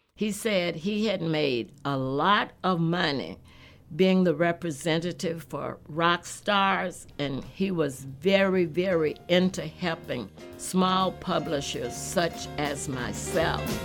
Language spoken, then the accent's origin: English; Texas, United States; moved away; also born or lived in Los Angeles / Newark; I grew up in Texas on country and western music